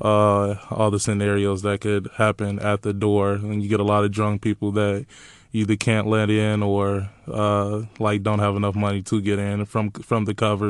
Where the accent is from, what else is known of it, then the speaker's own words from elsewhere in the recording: Chicago, Illinois, United States; moved away as an adult; now in Iowa City, United States; I'm from Chicago, uh, South Side. I live on ninety-second and Racine